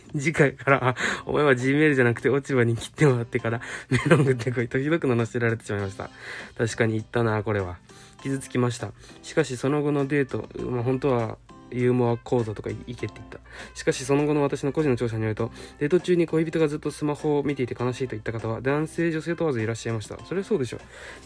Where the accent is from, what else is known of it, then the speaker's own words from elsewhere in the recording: an outlying island of Okinawa, Japan; moved away; 地元は家島っていう沖縄の離島